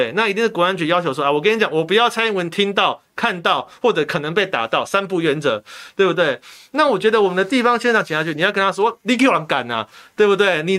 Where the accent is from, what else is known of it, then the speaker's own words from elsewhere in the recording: Taiwan; 我也是台湾人，毛家健也是台湾人，我们台湾人缴台湾的税，监督台湾总统是。